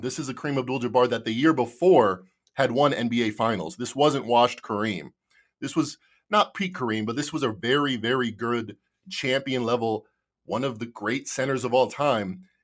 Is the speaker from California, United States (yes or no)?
no; Chicago, Illinois, United States; I'm from Chicago